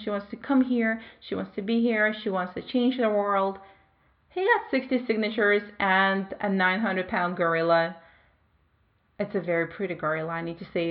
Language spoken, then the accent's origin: English; Belarus; moved away as an adult; also born or lived in Moscow, Russia; I moved from my home country, Belarus, to Russia. I was 19.